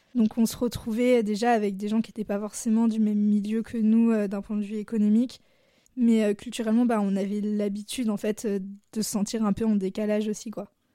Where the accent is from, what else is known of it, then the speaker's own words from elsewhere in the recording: Blois, Centre-Val de Loire, France; moved away as an adult; also born or lived in Lyon; now in Grenoble, France; j'ai grandi à Blois, qui est une ville entre, euh, Tours et Orléans